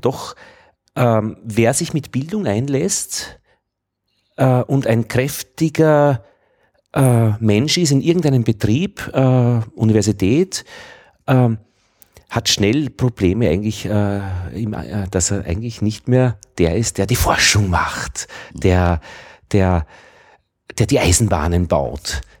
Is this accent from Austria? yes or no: yes; Braunau am Inn, Upper Austria, Austria; Ich bin in Oberösterreich zur Schule gegangen, äh, Braun am Inn